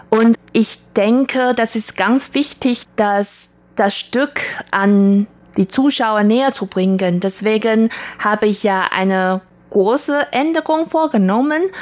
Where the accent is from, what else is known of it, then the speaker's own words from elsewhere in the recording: Taiwan; moved away as an adult; now in Germany; also ich komme ursprünglich aus Taiwan und arbeite und wohne seit schon 16 Jahren in Deutschland